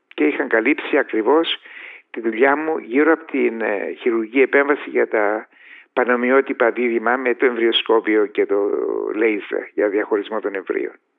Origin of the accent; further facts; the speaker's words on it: Paphos, Paphos District, Cyprus; moved away as an adult; now in England, United Kingdom; πηγαίνω στην Κύπρο, στην Πάφο, διότι περνώ έξω από το σπίτι μου που δεν υπάρχει πλέον